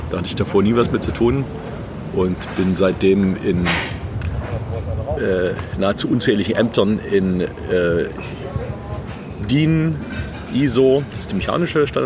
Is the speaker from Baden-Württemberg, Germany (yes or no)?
yes; Stuttgart, Baden-Württemberg, Germany; Also ich komme aus Stuttgart.